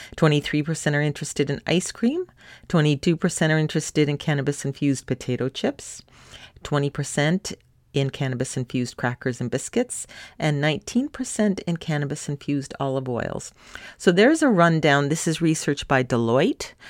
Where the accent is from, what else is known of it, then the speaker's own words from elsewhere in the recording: Canada; My home country of Canada